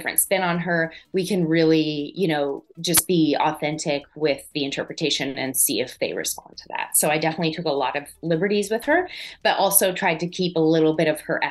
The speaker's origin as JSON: {"language": "English", "area": "an hour south of Montreal", "region": "Quebec", "country": "Canada", "tie": "born or raised there", "said": "I grew up an hour south of Montreal"}